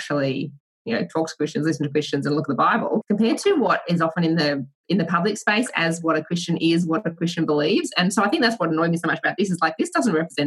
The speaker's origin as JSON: {"language": "English", "country": "Australia", "tie": "born or raised there", "said": "growing up in Australia and having my parents, like, I'm one of five kids"}